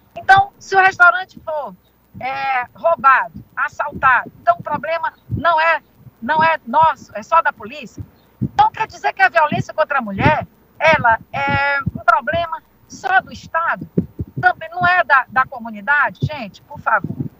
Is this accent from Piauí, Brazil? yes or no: yes; Teresina, Piauí, Brazil; Nascida e criada em Teresina